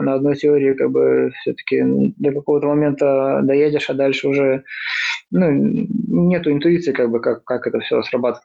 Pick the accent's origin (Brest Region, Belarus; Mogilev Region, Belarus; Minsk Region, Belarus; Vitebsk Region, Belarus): Mogilev Region, Belarus; Mogilev; moved away as an adult; also born or lived in Minsk, Belarus; now in Vilnius, Lithuania; я родился в Беларуси, в городе Могилев, вот, учился там в разнообразных